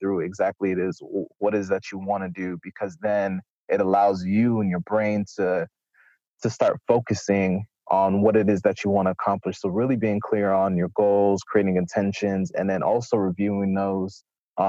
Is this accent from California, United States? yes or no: no; South Florida, United States; moved away; I'm originally from South Florida, left, came back to South Florida for a brief period